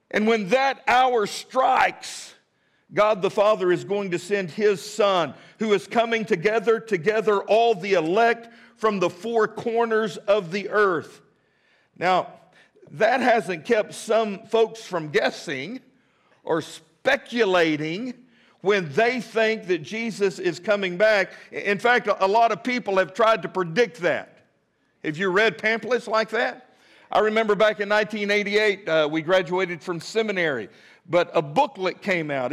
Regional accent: Midland, Texas, United States; now in Fort Smith, United States; I grew up in Midland, Texas, always wanted to be a cowboy

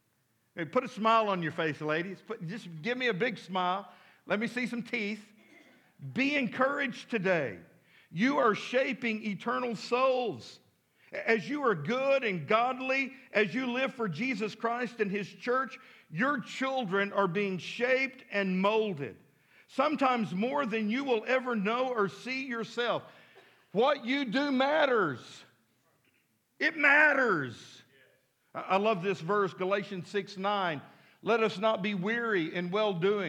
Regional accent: Midland, United States; now in Fort Smith, United States; growing up in Midland, out in the country

